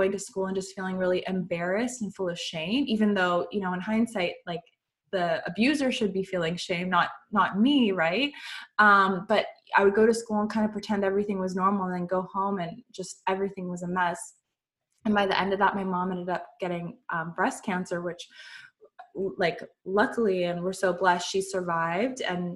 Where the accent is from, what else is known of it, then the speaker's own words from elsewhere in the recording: Canada; I'm from Canada